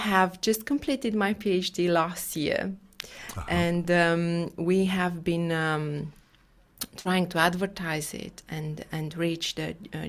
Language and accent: English; Bucharest, Romania; English is a second language; Yes, I'm from Bucharest.